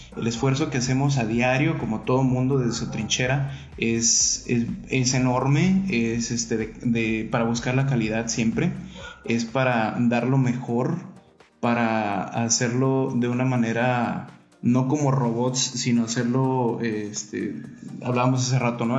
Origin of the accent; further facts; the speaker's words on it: Mexico; a nosotros como mexicanos